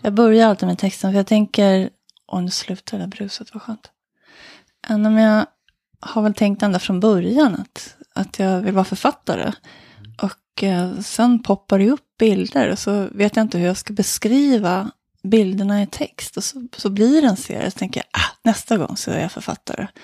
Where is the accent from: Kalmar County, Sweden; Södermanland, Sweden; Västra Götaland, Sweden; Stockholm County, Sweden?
Stockholm County, Sweden; Solna; I Råsunda i Solna